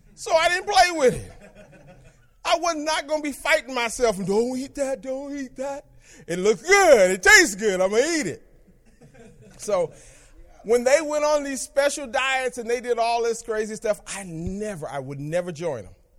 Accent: Berkeley, California, United States; I grew up in Berkeley

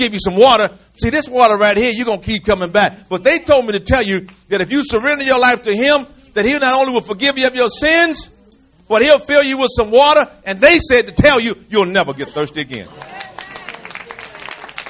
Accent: United States; I'm from America.

